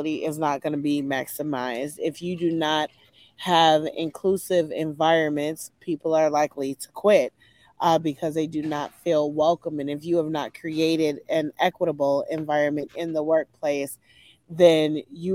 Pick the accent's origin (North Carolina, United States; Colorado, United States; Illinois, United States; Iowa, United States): Illinois, United States; Chicago; moved away as an adult; now in Nashville, United States; I hail from Chicago. I have been in Nashville